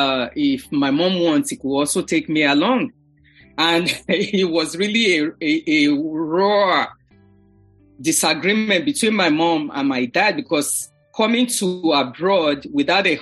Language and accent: English; Lagos, Nigeria; moved away as an adult; now in New York, United States; I was born and raised in Lagos and lived with my parents during the formative years